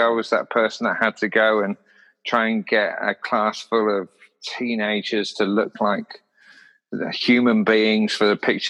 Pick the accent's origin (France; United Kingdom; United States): United Kingdom; Bournemouth, South West England; also born or lived in Saudi Arabia; to get an honorary doctorate from my hometown uni, basically for keep opening my mouth. I tell you what, it was like the biggest honour of my life. And I've actually got the coat of arms of Bournemouth Uni tattooed on my left forearm.